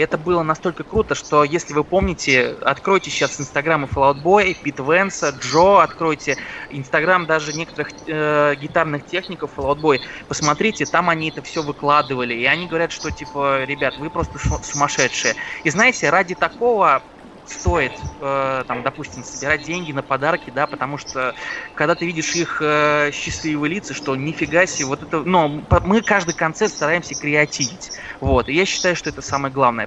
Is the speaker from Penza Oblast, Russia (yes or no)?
yes; Penza, Penza Oblast, Russia; moved away; раньше я жил в городе Пенза собственно, откуда я родом